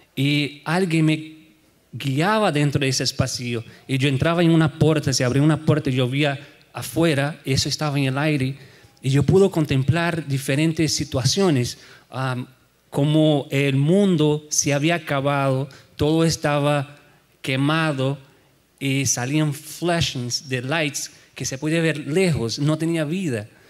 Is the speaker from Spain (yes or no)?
no; Brazil; moved away as an adult; now in United States; soy de Brasil